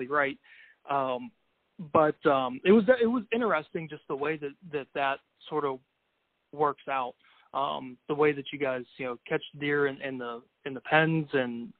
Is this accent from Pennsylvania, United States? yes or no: yes; Pennsylvania, United States; my home state of Pennsylvania